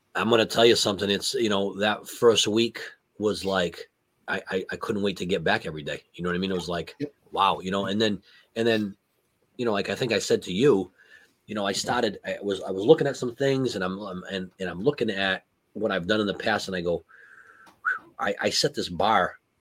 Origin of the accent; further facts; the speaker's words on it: New England, United States; growing up in New England, you, you, hate the Jets, you hate the Bills